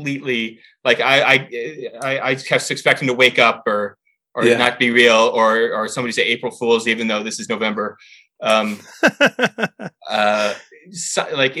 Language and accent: English; Canada; I'm Canadian